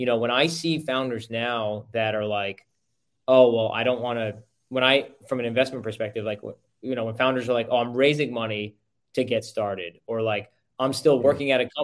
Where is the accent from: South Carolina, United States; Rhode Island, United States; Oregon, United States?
Rhode Island, United States; moved away as an adult; now in Sarasota, United States; I grew up in Rhode Island